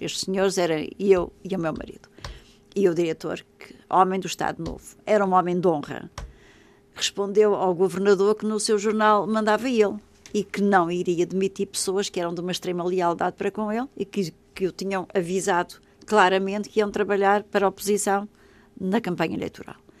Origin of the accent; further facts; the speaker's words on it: Madeira, Portugal; quando eu era jovem, na Madeira não havia, não havia aeroporto